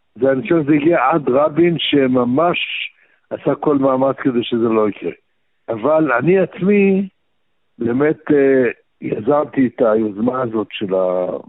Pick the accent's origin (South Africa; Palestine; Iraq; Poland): Iraq; Baghdad, Baghdad Governorate; now in Israel; אני גם בא מבית שבו לימדו אותי עוד בבגדד, בעיראק